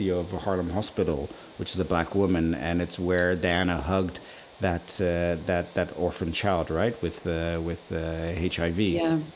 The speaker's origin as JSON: {"language": "English", "country": "Nigeria", "tie": "born or raised there", "moved": "yes", "lives_now": "Netherlands", "said": "Growing up in Nigeria"}